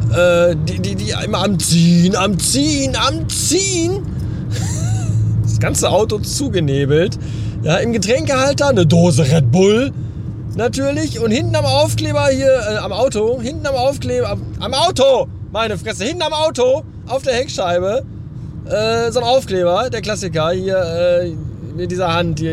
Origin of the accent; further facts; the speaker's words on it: Bavaria, Germany; weil ich halt aus Bayern komme